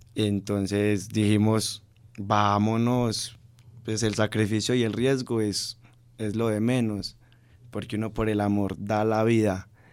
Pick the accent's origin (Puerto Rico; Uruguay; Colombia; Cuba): Colombia